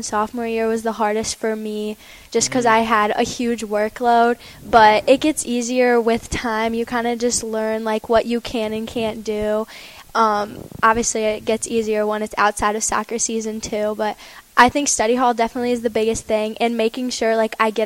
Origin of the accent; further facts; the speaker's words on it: Perrysburg, Ohio, United States; I've been in Perrysburg my entire life